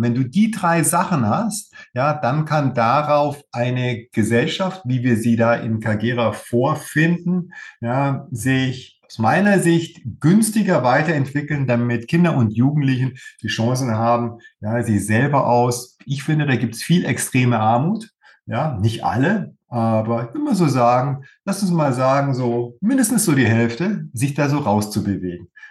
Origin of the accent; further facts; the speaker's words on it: Germany; bei uns in Deutschland